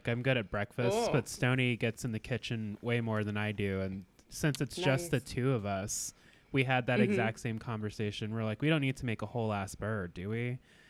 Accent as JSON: {"language": "English", "region": "Alaska", "country": "United States", "tie": "born or raised there", "said": "Growing up in Alaska"}